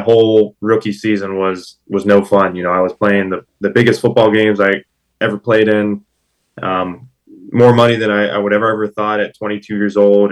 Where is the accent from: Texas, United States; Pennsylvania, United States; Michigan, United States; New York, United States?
Pennsylvania, United States; Pittsburgh; I grew up in Pittsburgh, Pennsylvania, born and raised